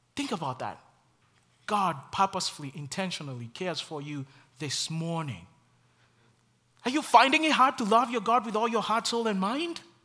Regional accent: Kenya; moved away; the many struggles in my home country

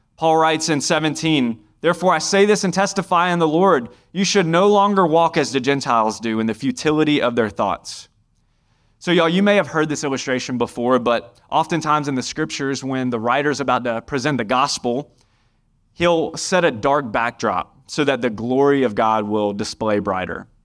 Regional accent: Indian Trail, North Carolina, United States; I'm from Union County. I grew up right down the road in Indian Trail

